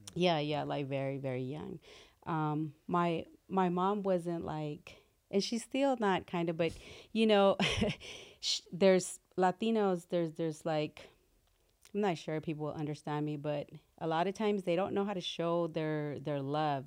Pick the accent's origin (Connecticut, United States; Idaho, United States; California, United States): California, United States; Compton; also born or lived in Mexico City, Mexico / Watts, Los Angeles; We stayed in Watts for a while and then moved to Compton and then just grew up there